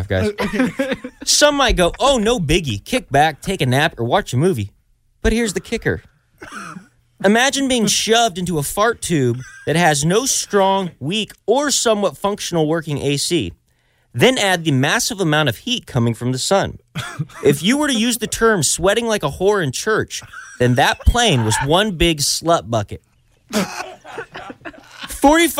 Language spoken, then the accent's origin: English; Texas, United States; I'm from Texas. I'm not a very good enunciator